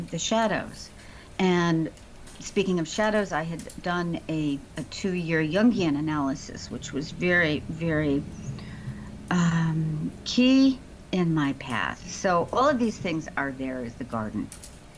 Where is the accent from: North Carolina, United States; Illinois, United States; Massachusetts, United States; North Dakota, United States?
Illinois, United States; Chicago; moved away; I grew up in the actual city. If anyone's familiar with Chicago, I grew up in Hyde Park